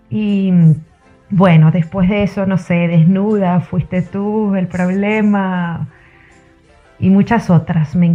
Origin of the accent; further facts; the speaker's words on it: Venezuela; now in Argentina; soy venezolana, actualmente viviendo en Argentina, periodista, locutora.